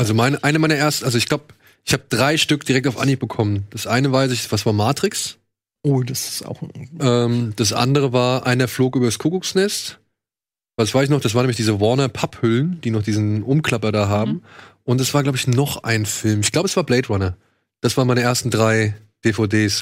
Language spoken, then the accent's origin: German; Wiesbaden, Hesse, Germany; bei uns in Wiesbaden